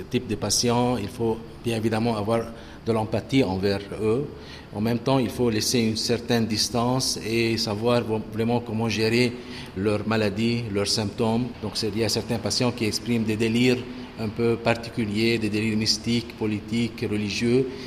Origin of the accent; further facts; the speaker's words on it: Lebanon; Oui, {S0} je suis libanais.